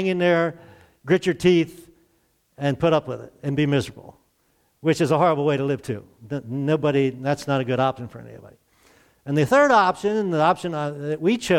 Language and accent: English; Glen Burnie, Maryland, United States; moved away as an adult; also born or lived in North Carolina; I'm from Glen Burnie. It's near Baltimore. So I consider myself a city kid.